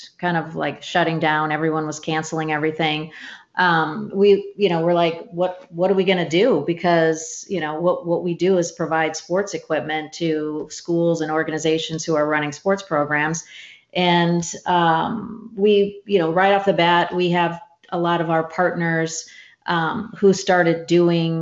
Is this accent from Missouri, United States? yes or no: yes; St. Louis, Missouri, United States; I grew up in St. Louis